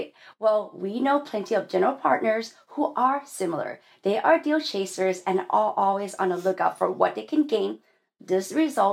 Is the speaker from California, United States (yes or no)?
yes; California, United States; we're native Californian?